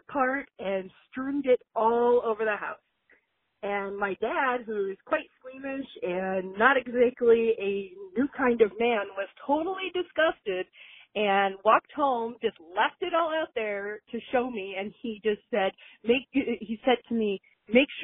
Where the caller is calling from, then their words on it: Chicago, Illinois, United States; calling from Chicago